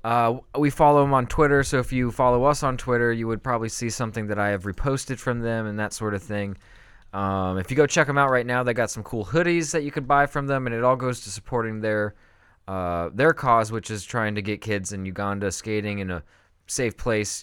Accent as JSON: {"language": "English", "region": "California", "country": "United States", "tie": "born or raised there", "said": "I grew up with skateboarding in California"}